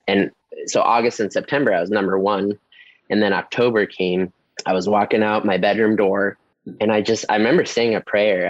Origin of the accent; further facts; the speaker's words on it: Ohio, United States; moved away as an adult; also born or lived in San Diego, California; now in La Mesa, United States; Born and raised in Ohio, Okay. like town of 900